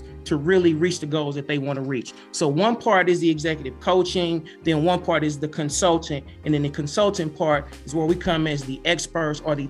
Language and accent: English; East St. Louis, Illinois, United States; I'm born and raised in East St. Louis